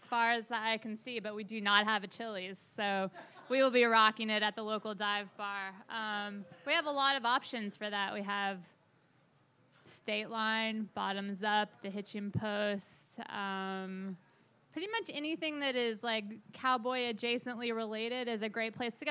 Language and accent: English; Bristol, Tennessee, United States; moved away; I'm from Bristol, Tennessee, where we also have trailer parks.